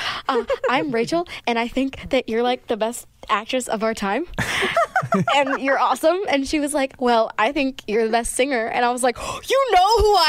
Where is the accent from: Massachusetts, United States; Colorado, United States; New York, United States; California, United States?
Colorado, United States; moved away; I also listened to a lot of country when I was little because I was from Colorado